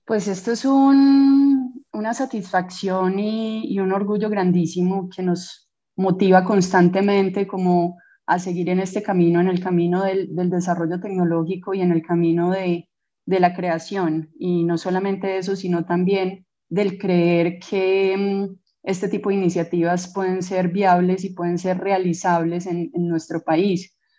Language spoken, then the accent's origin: Spanish; Colombia; nosotros como científicos colombianos